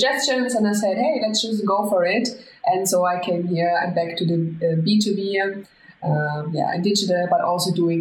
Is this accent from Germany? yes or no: yes; Germany; moved away as an adult; now in Spain; I'm from Germany. I was born and raised in Germany, but as soon as I finished school, I decided to go for places with more sunshine and the beach